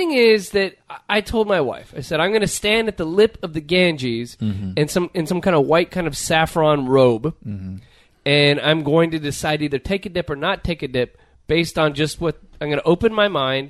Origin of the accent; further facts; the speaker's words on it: Los Angeles, California, United States; growing up in the greater L.A. area.